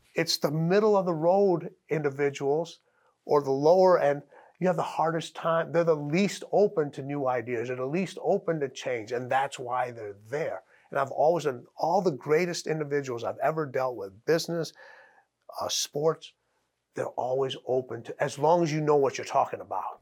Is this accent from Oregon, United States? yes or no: no; Chicago, Illinois, United States; I'm from Chicago